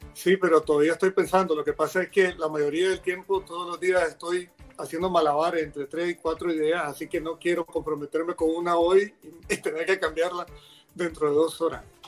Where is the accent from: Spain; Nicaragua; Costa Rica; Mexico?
Nicaragua; como ciudadano nicaragüense